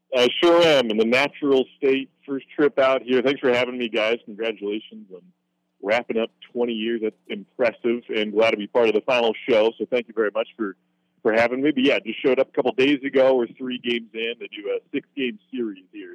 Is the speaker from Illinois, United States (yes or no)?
no; Corvallis, Oregon, United States; moved away; I'm from Corvallis, Oregon. I went to Oregon State